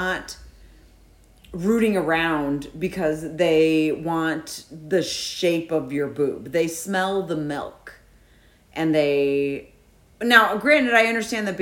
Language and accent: English; Illinois, United States; we're from Illinois.